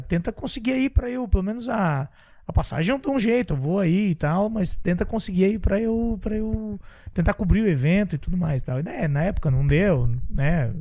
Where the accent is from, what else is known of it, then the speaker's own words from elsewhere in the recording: Santa Catarina, Brazil; sou de Santa Catarina